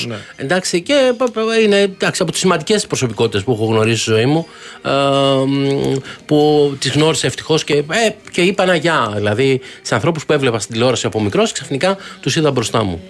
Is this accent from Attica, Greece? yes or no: yes; Athens, Attica, Greece; εγώ εκεί που γεννήθηκα στο κέντρο τη Αθήνα, πλατεία Μαβίλη